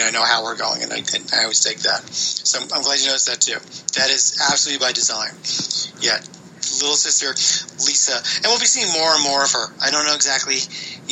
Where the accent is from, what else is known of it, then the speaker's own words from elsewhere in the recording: East Coast of the United States, United States; now in California, United States; I'm from the East Coast of the United States, and I never had a mango until I moved to California